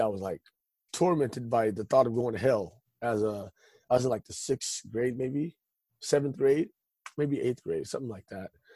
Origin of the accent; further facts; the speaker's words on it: Stockton, California, United States; I uh, was born and raised in Stockton, California.